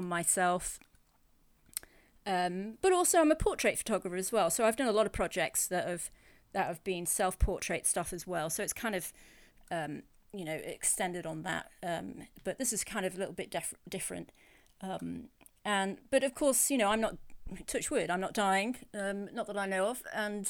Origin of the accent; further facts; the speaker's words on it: England, United Kingdom; also born or lived in United States; I'm English, as you can tell by my voice, but I was also born in America.